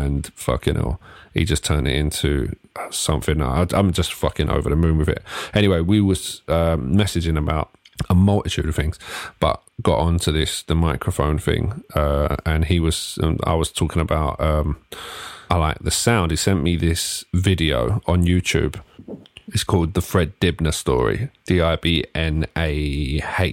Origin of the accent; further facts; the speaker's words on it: Ilford, London, United Kingdom; growing up in Ilford, which is sort of a 98% Asian area.